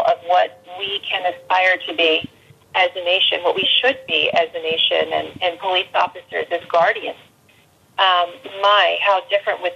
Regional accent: Philadelphia, Pennsylvania, United States; my hometown

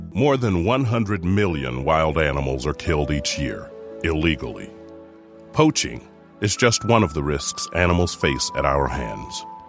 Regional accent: Ohio, United States; I grew up in the beautiful rural countryside of Ohio

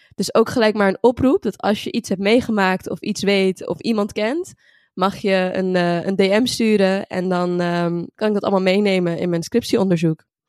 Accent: Utrecht, Netherlands; ik ben 21 jaar en ik kom uit Utrecht.

